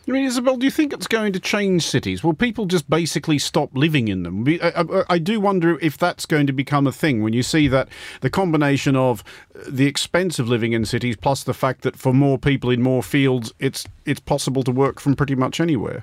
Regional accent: Sydney, New South Wales, Australia; my hometown of Sydney

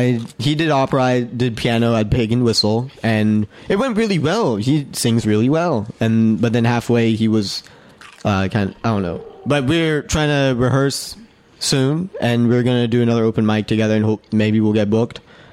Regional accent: Winston-Salem, North Carolina, United States; born or raised there; moved away as an adult

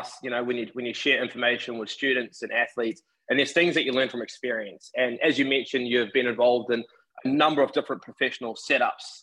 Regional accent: Taranaki, New Zealand; we're from the same region in New Zealand. So we're from Taranaki

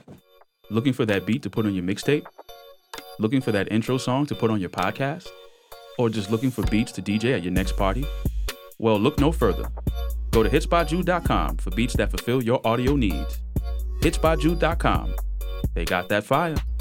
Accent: New York City, New York, United States; I'm from Queens, so I have a lot of friends in Brooklyn

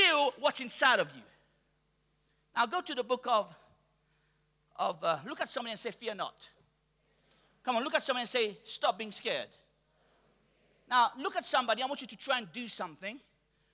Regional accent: Mauritius; I'm from Mauritius.

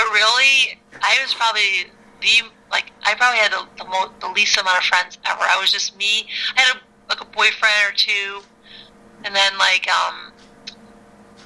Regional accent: Chicago, Illinois, United States; I grew up in South Side of Chicago.

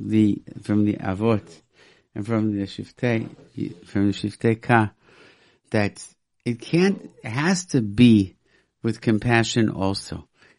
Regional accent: Rochester, New York, United States; when I grew up in Rochester, New York, there were no kosher restaurants at all.

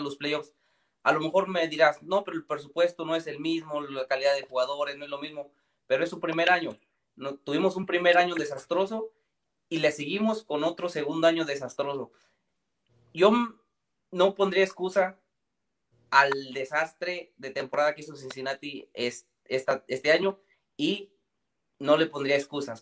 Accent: Michoacán, Mexico; soy de México y soy de Michoacán

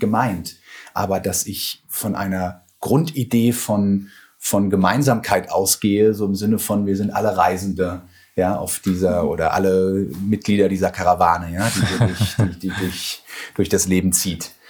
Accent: Ruhr area, North Rhine-Westphalia, Germany; moved away; also born or lived in Bochum / Heidelberg / Siedelsbrunn; ich komme aus dem Ruhrgebiet

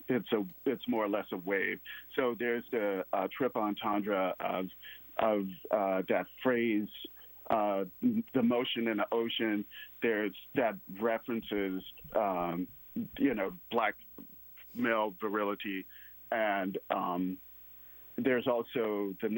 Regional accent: Mississippi, United States; moved away; I'm from Mississippi, so the viewers will probably hear the accent

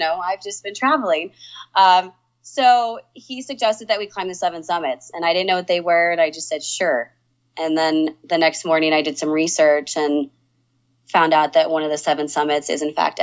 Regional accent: Denver, Colorado, United States; also born or lived in Oklahoma; moved to Denver when I was 5.

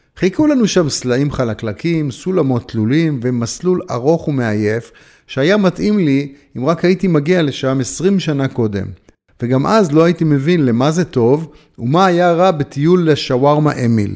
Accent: Haifa, Haifa District, Israel; כשהייתי נער חיפאי וחבר בתנועת הצופים

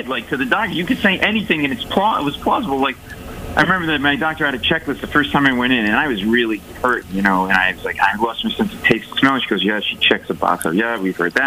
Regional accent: Rhode Island, United States; now in New York, United States; I live in New York, but I grew up in Rhode Island

